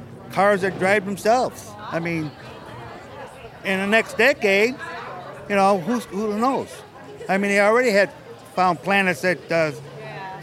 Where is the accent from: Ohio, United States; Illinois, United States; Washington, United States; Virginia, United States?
Illinois, United States; Rock Falls; I'm from Illinois, Rock Falls